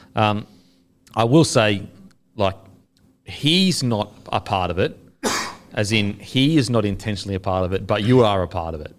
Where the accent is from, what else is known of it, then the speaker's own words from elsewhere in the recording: Australia; as an Australian